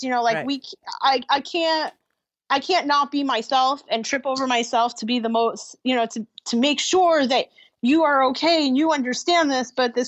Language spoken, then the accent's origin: English; New York, United States; I'm from New York